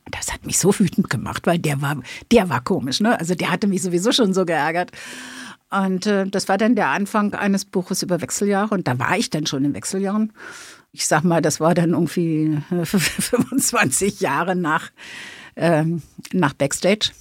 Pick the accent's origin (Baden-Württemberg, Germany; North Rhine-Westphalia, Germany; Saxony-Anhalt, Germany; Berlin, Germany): Berlin, Germany; accent: Berliner Schnauze; Ich bin Berlinerin, Westberlin geboren, habe ne, die entsprechende Berliner Schnauze